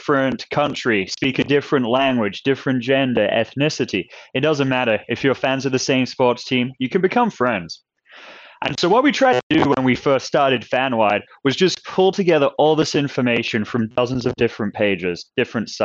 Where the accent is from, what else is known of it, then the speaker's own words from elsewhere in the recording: New Jersey, United States; moved away as an adult; also born or lived in England / North Carolina; now in Seattle, United States; I grew up in New Jersey